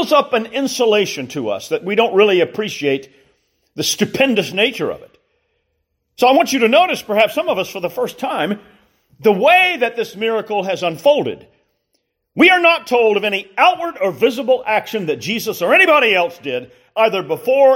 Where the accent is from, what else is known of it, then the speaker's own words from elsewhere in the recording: Columbia, South Carolina, United States; growing up in Columbia, South Carolina, in the mid-60s and into the early 70s